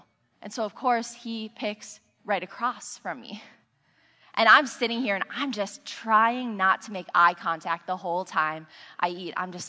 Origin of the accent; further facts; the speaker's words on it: Minnesota, United States; I'm from Minnesota. We're just really nice. We like have this whole Minnesota nice thing.